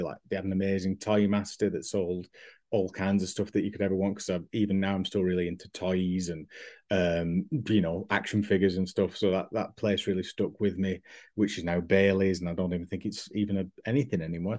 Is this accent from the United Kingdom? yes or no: yes; Accrington, North West England, United Kingdom; I've no problem admitting that I've got a really sort of rose-tinted view of Accrington and Lanca